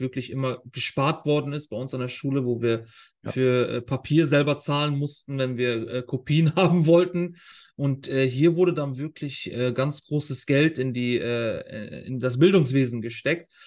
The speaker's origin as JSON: {"language": "German", "country": "Germany", "tie": "born or raised there", "moved": "as an adult", "lives_now": "Qatar", "said": "die Schulen bei uns in Deutschland"}